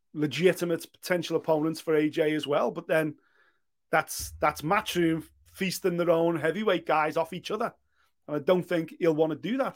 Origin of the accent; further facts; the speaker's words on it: Liverpool, North West England, United Kingdom; my hometown